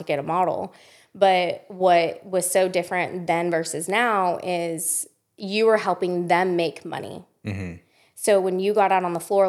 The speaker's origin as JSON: {"language": "English", "town": "Las Vegas", "region": "Nevada", "country": "United States", "tie": "born or raised there", "moved": "as an adult", "lives_now": "Austin, United States", "said": "And Vegas, I grew up"}